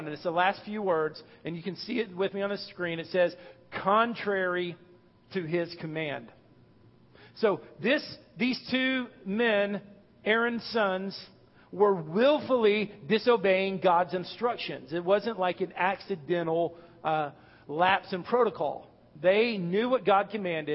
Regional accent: North Texas, United States; I'm from Texas, North Texas, which is plains, very little hills

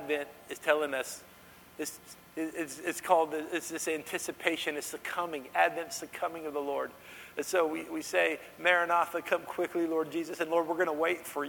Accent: Dallas, Texas, United States; I grew up in Dallas

